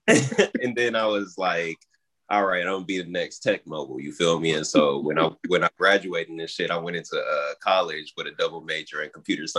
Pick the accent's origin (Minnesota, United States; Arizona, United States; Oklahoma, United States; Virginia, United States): Oklahoma, United States; now in South Carolina, United States; But I'm not originally from South Carolina. I came from Oklahoma and shit, and my dad's a tattoo artist based out there and shit.